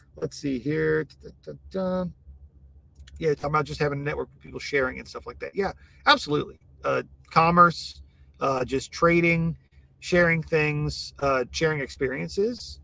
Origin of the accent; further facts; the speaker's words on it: Iowa, United States; now in Texas, United States; growing up in Iowa